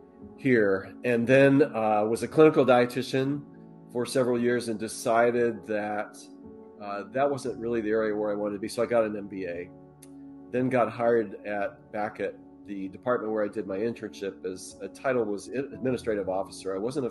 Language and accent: English; Colorado, United States; Yeah, I grew up in Colorado. Our dad was in the Air Force. That's how we ended up there.